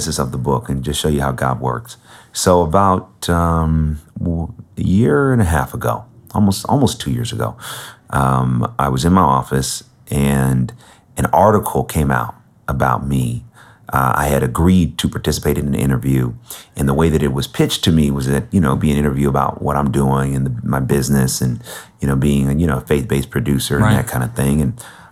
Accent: Bay Area, California, United States; I grew up in the Bay Area.

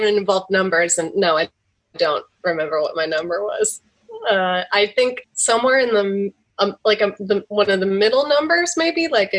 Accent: Grand Rapids, Michigan, United States; I'm from Michigan.

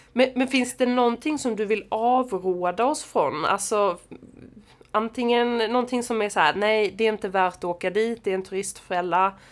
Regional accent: Sweden; hemma i Sverige

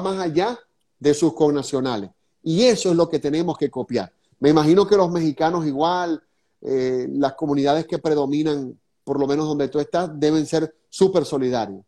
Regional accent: Venezuela; now in Florida, United States; lo hago en el sentido como venezolano

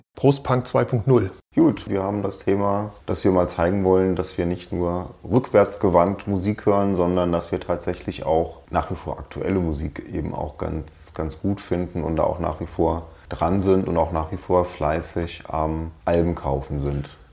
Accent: Darmstadt, Hesse, Germany; habe ich den größten Teil meines Lebens in Südhessen verbracht, in Darmstadt, wo ich auch jetzt wieder wohne

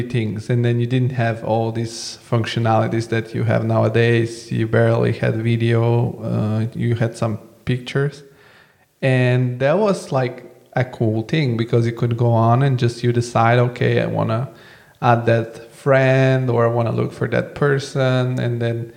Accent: Bulgaria; I come from Bulgaria, so I'm like born in the 80s, although I'm born in the 90s

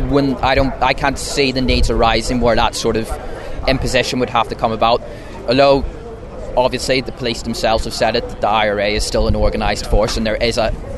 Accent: Belfast, Northern Ireland, United Kingdom; moved away; I'm from Belfast originally, Northern Ireland.

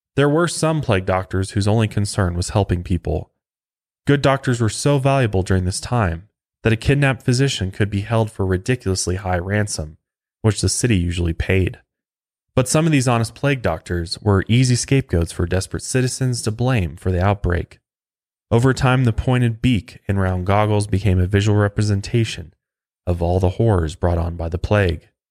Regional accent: Colorado, United States; right here in my home state of Colorado

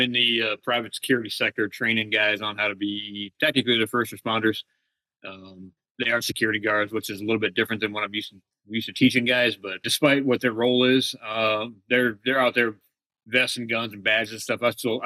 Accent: New England, United States; also born or lived in Phoenix, Arizona; now in California, United States; Originally from New England, but I moved here from Phoenix two and a half years ago

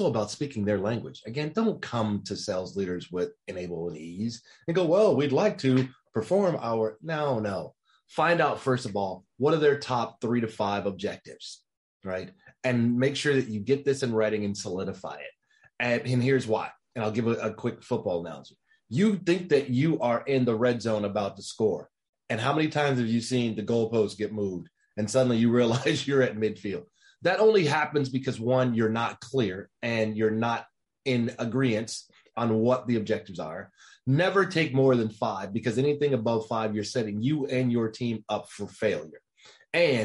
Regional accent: Dallas, Texas, United States; I'm from Dallas.

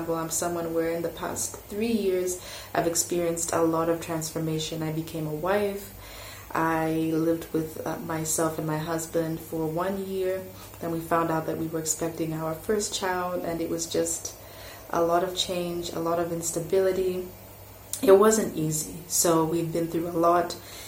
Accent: Malawi; also born or lived in France; France for 5 years, in 2005, my family moved back to Malawi. And my expectation was, wow, I'm going to my home country. People will receive me with open arms. But that wasn't the case. I went to high school here

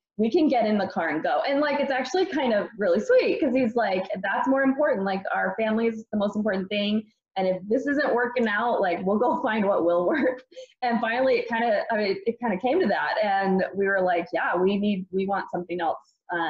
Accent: East Coast, United States; because we were in Arizona and I grew up on the East Coast and was kind of missing it.

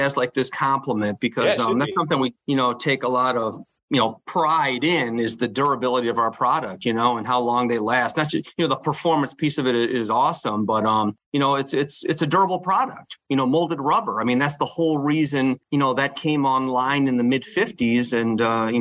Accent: Michigan, United States; moved away; I grew up in Michigan, went to Michigan State.

